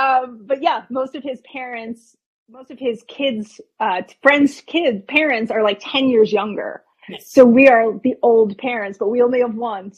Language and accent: English; New Jersey, United States; moved away; also born or lived in Los Angeles; you have to say Carrie because I'm from New Jersey.